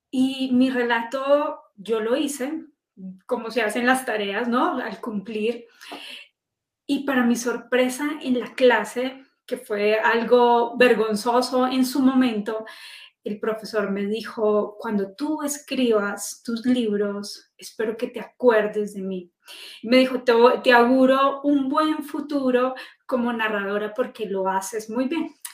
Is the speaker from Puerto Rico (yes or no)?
no; Manizales, Caldas, Colombia; moved away as an adult; now in Bogotá, Colombia; Yo soy de la región cafetera de Colombia, de Manizales. Ahí viví hasta los 21 años, me gradué de la Universidad Nacional, fui a, colegio público, a universidad pública y luego vengo a, Bogotá a estudia